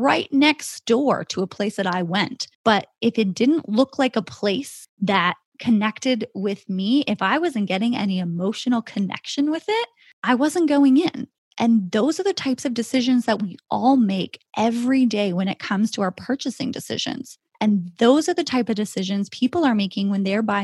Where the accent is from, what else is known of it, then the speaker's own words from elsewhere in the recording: Canada; my home country of Canada